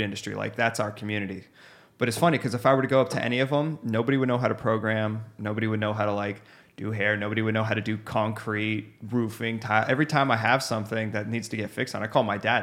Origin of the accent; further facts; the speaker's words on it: Scottsdale, Arizona, United States; I'm from Scottsdale, it's pretty vanilla down here